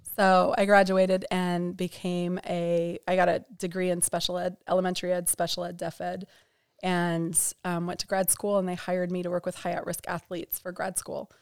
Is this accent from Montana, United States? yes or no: yes; Bozeman, Montana, United States; I grew up in Bozeman, Montana, about ninety minutes north of West Yellowstone